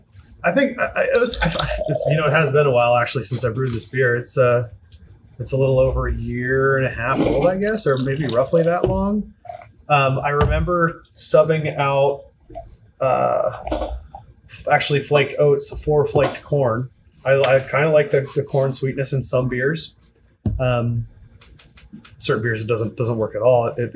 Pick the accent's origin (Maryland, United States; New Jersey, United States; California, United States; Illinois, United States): Maryland, United States; Just outside of Baltimore.